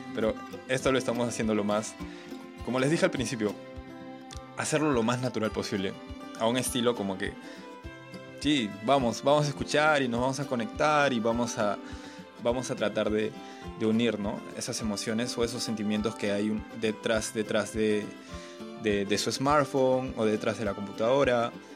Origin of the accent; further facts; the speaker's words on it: Chanchamayo, Junín, Peru; regresamos nuevamente a nuestro, nuestro querido Chanchamayo